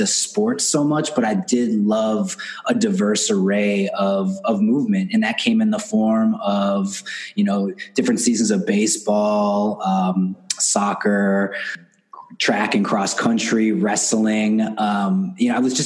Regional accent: Milwaukee, Wisconsin, United States; I grew up here in Milwaukee, Wisconsin, just north of Chicago in the States. And I'm here now. I moved back here 7 or 8 years ago

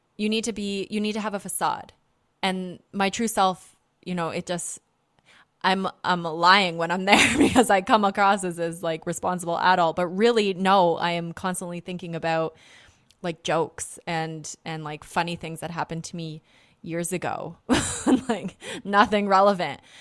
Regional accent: Canada; I'm from North America. I'm from Canada.

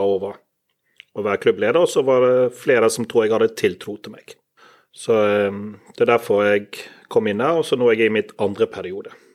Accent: Bergen, Vestland, Norway; accent: Bergensk; jeg snakker bergensk

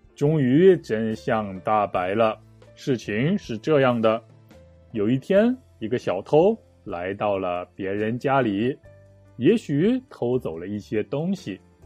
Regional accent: Shanxi, China; 我的老家，山西省

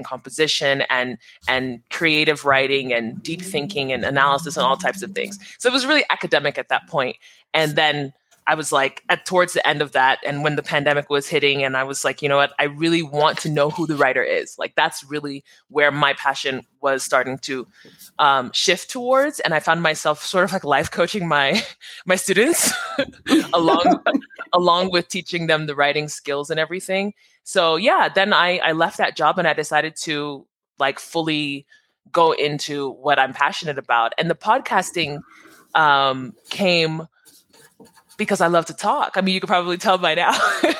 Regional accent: New Jersey, United States; born there; So I'm Nigerian American, first generation Nigerian. I was born in New Jersey.

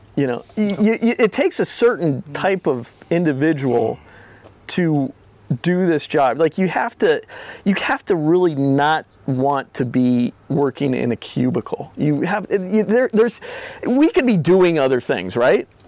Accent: Minnesota, United States; I'm from Minnesota.

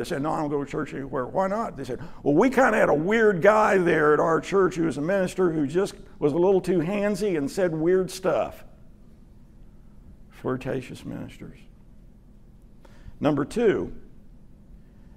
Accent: Dallas, Texas, United States; I grew up in Dallas pretty much. Moved here in 68 when I was 11

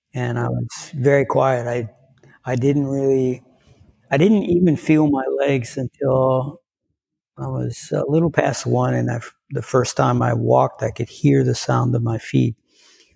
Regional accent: Lafayette, Louisiana, United States; I grew up in South Louisiana

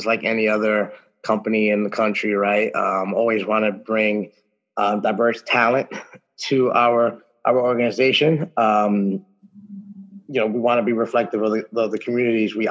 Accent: New York City, New York, United States; born and raised in New York, specifically the Bronx

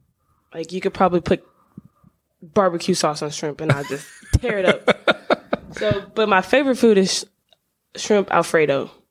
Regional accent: League City, Texas, United States; But I'm from League City, Texas. I've lived there since I was 5 to 18. Well, we still live there, so I've just been there my whole life.

